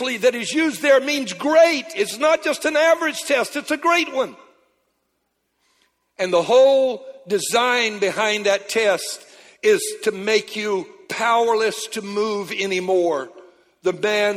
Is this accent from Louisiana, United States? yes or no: yes; Louisiana, United States; I'm a Cajun from Louisiana